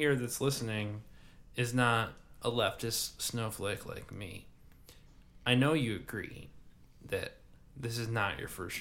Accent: United States; me being an American

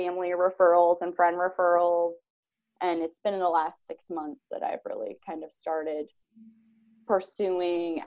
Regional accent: Van Buren, Ohio, United States; now in White House, United States; I'm originally from Van Buren, Ohio, so graduated from Van Buren High School

